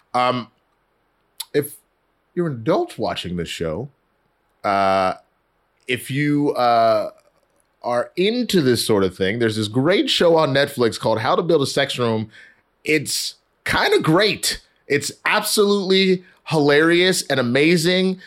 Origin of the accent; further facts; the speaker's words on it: Texas, United States; I'm from Texas.